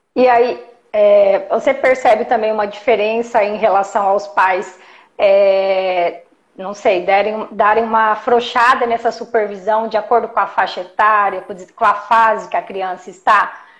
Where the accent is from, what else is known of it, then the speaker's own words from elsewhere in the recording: Jundiaí, São Paulo, Brazil; Eu sou de Jundiaí, atendo Jundiaí região